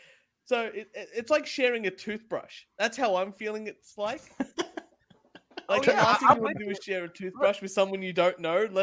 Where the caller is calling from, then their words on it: Australia; We're watching here from Australia